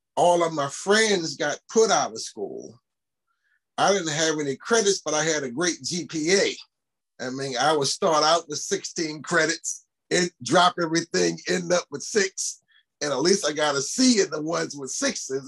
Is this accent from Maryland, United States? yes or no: yes; Baltimore, Maryland, United States; a kid growing up in East Baltimore, uh, near John Hopkins Hospital